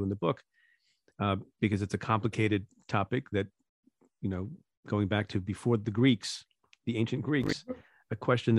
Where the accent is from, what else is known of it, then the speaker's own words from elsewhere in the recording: India; now in United States; I'm an Indian immigrant. I was born in India. My parents were too, before we emigrated to the United States